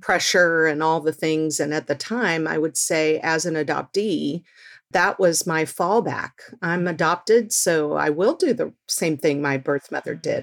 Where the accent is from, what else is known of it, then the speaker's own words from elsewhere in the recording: Texas, United States; now in Seattle, United States; I grew up in Texas